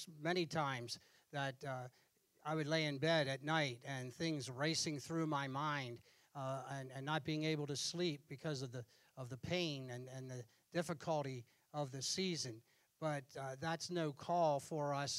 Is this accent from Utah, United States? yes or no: no; Pennsylvania, United States; I was born in Pennsylvania in December, and within 2 weeks of being born, I was in church. And during my years growing up, hardly ever missed church. And I had the impact of that local church, the same church where my dad was saved is the church I grew up